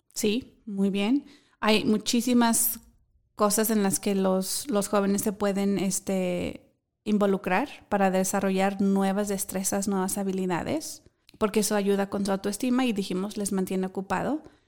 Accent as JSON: {"language": "Spanish", "country": "Mexico", "moved": "yes", "said": "mi país, que es México"}